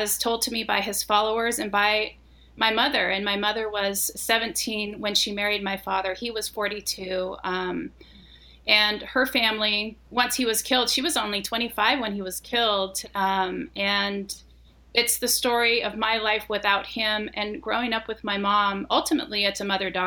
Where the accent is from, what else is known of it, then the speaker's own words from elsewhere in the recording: Colonia LeBaron, Chihuahua, Mexico; I grew up in Colonial LeBaron, and it was, or is still, a colony in Chihuahua, Mexico